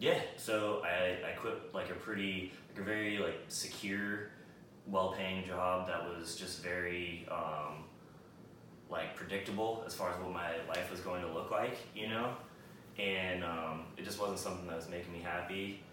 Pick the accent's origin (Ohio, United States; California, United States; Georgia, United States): California, United States; now in Austin, United States; No. Yeah, I'm from California.